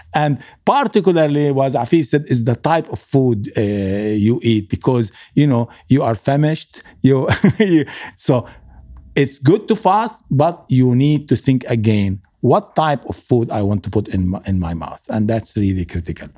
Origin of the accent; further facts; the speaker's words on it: Lebanon; moved away; also born or lived in Kuwait; I come from Lebanon